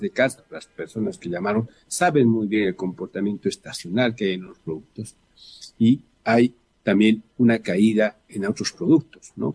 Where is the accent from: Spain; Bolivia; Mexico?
Bolivia